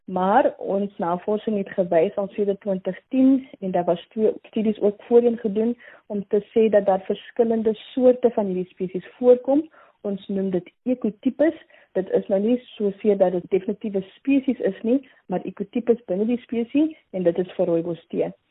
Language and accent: Afrikaans; Mitchells Plain, Western Cape, South Africa; So, ek kom uit Mitchells Plain en ek het daar by Kaapse vlakte groot geword. Ek is die eerste een in my familie om hierdie maalpyl te kan bereik